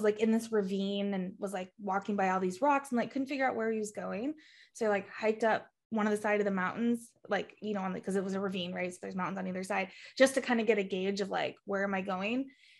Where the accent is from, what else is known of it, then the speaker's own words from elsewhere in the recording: Thermopolis, Wyoming, United States; The town I grew up in Wyoming, we have like the only domesticated buffalo herd in the country. Thermopolis, Wyoming.